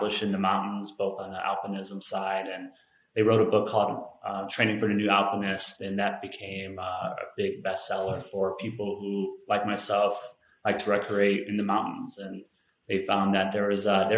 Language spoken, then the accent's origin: English; Chicago, Illinois, United States; now in Colorado, United States; I born and raised in Chicago